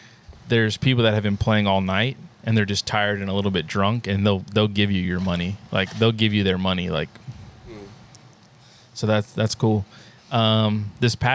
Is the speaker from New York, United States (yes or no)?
no; California, United States; moved away; I'm from California